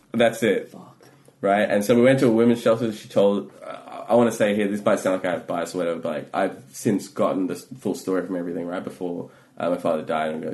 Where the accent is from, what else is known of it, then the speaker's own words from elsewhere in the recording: India; and like and growing up in India, like that's a whole thing about like class and the perception